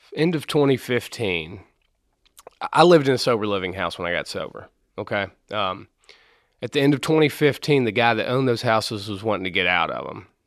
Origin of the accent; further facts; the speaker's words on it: Maysville, Kentucky, United States; I'm from Maysville, Kentucky.